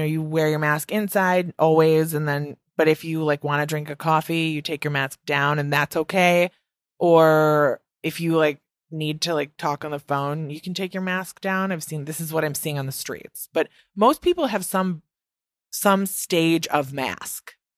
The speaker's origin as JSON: {"language": "English", "region": "Midwest", "country": "United States", "accent": "Midwest", "moved": "yes", "lives_now": "New York City, United States", "said": "my Midwest accent is back in full effect."}